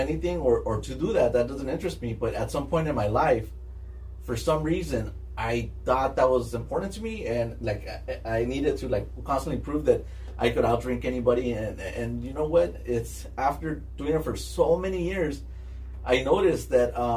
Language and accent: English; East Los Angeles, California, United States; I lived in City Terrace, and then we moved to by Olympic and Downey